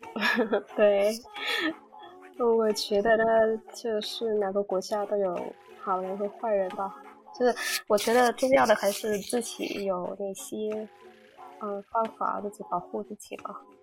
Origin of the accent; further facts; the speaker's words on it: Haiphong, Vietnam; Chinese is a second language; moved away as an adult; now in Hanoi, Vietnam; 我家乡是在海防，是一个海滨的城市。然后我现在是在河内嗯。我上大学四年，然后毕业后一直在河内工作，已经六七年了吧